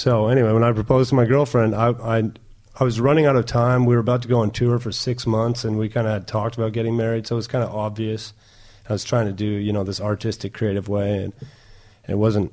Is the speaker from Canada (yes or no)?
yes; La Crete, Alberta, Canada; born or raised there; first language German; English is a second language; now in Spring Hill